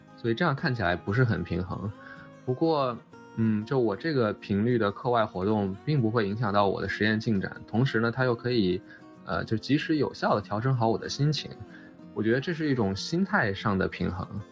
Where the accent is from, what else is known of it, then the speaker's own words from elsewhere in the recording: Shanghai, China; moved away as an adult; also born or lived in Beijing / Durham, North Carolina, United States; now in Cambridge, United States; 我是出生在北京，然后大部分教育都在上海初中、高中之类的。然后我高中的时候在，呃，美国待过一年，因为我爸当时是乌布莱特学者，我就在，当时我爸在学校是杜克，我就在那个附近的一个高中待了一年。然后后来，呃，高中再，再回到上海的格式中学去学